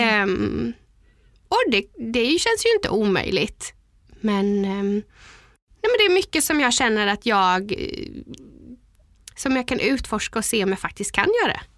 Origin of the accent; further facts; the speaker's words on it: Gränna, Jönköping County, Sweden; Jag är ju uppvuxen i Gränna